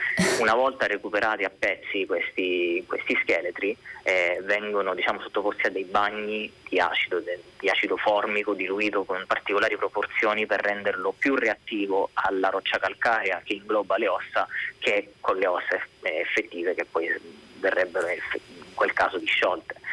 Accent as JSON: {"language": "Italian", "region": "Sicily", "country": "Italy", "said": "essendo siciliano"}